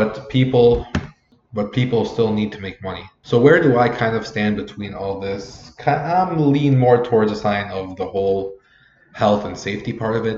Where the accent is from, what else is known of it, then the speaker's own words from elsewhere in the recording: Lebanon; I grew up in Lebanon